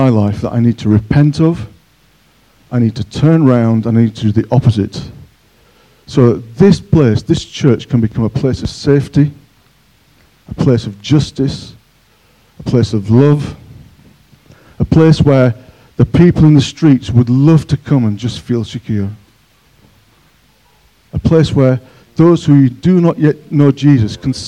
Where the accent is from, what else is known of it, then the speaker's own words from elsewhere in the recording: Yorkshire and the Humber, United Kingdom; now in Cockermouth, United Kingdom; I'm a Yorkshireman.